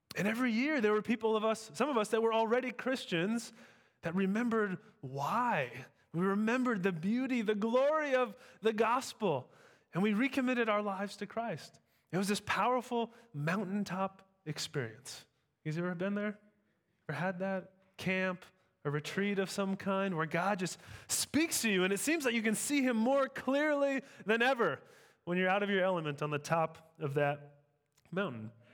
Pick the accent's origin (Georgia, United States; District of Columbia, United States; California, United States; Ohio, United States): California, United States; Sacramento; I grew up in Sacramento